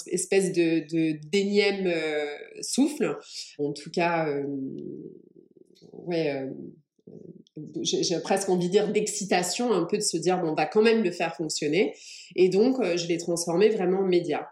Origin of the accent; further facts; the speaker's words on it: France; also born or lived in England; je suis anglaise. Je suis arrivée en France à l'âge de 8 ans